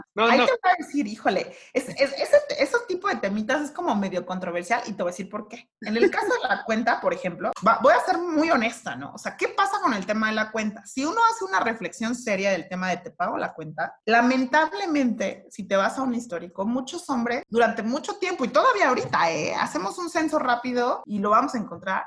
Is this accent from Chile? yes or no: no; Mexico; nosotros que somos la sociedad mexicana